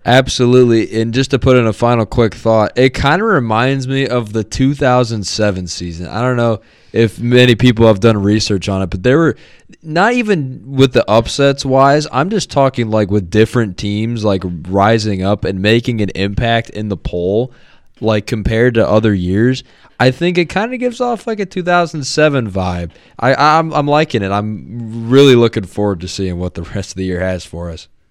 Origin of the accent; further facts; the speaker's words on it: Ohio, United States; I'm from Ohio